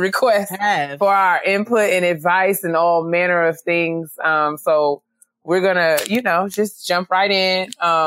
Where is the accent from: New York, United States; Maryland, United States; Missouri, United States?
New York, United States; White Plains; I grew up in White Plains